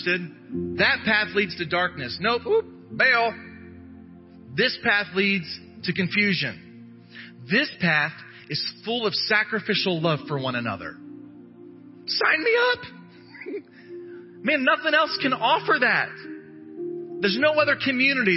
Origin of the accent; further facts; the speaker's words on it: United States; I'm an American